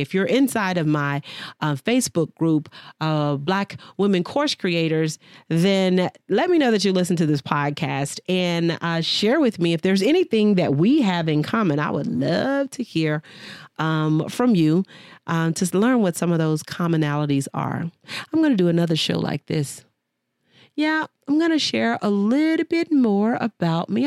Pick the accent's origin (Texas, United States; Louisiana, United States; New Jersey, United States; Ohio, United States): Texas, United States; Dallas; moved away; Dallas, Texas is my home, born and raised